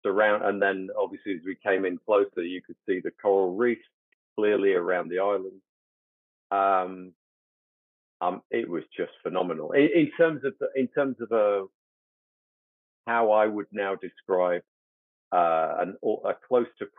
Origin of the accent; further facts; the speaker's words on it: United Kingdom; growing up in the West and growing up in the UK